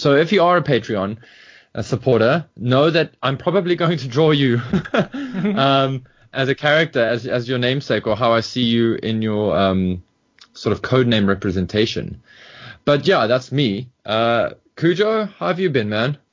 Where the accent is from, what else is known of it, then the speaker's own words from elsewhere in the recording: South Africa; being a South African